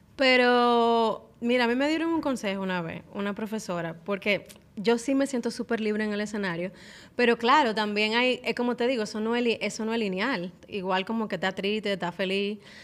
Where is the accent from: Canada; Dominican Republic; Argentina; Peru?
Dominican Republic; soy cantante, artista dominicana, soy mamá